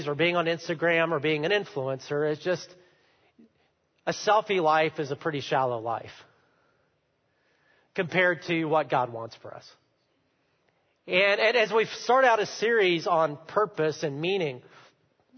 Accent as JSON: {"language": "English", "country": "United States", "said": "as Americans"}